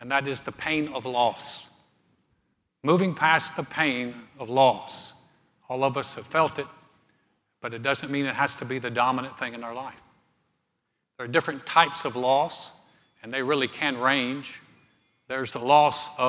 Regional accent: North Carolina, United States; moved away; We went to start a church in my hometown

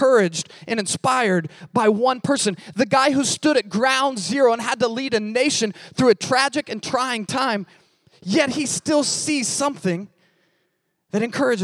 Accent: Missouri, United States; I'm from Missouri

